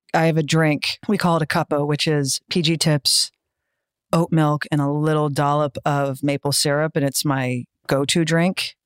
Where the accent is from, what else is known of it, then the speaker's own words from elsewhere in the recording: United States; I'm American